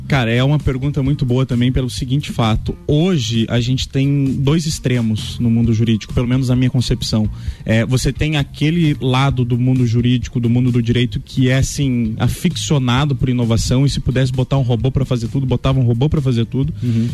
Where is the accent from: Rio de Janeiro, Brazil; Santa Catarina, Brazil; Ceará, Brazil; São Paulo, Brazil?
Santa Catarina, Brazil; Lages; moved away; na minha cidade natal